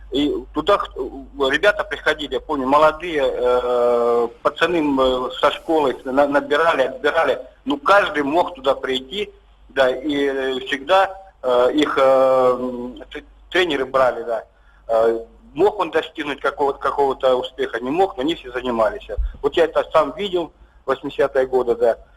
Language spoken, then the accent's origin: Russian; Krasnodar Krai, Russia; да, я вырос, я вырос на Кубани, в маленьком поселке.